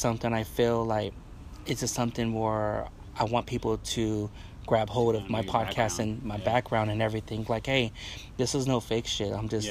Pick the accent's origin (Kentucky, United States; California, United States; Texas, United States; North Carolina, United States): California, United States; Wilmington; also born or lived in Long Beach / Carson / Modesto; I was born in Long Beach at Memorial Hospital. Then moved to Wilmington and Carson. Then once my mom and my dad split up, my mom moved to Northern California. To Modesto, to the Bay Area, and Modesto back